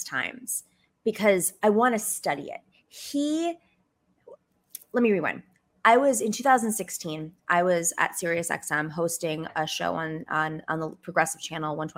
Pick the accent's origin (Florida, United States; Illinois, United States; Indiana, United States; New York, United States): New York, United States; Western; moved away; also born or lived in Arizona; I grew up in Western New York, which is Trump country